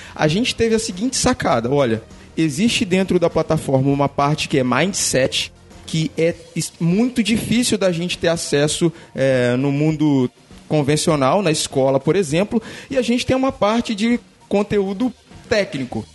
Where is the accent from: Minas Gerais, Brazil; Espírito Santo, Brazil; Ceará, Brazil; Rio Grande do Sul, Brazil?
Espírito Santo, Brazil; Vila Velha; eu sou de Vila Velha, Espírito Santo